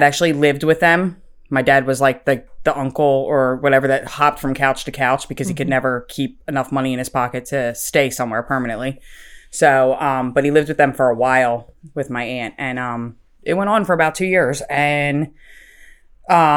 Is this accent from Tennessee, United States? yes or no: no; Philadelphia, Pennsylvania, United States; I am from Philadelphia, Pennsylvania